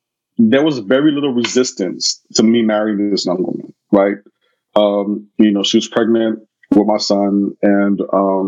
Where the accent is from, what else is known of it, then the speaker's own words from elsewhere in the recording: New York City, New York, United States; moved away as an adult; also born or lived in Canada; I'm from Brooklyn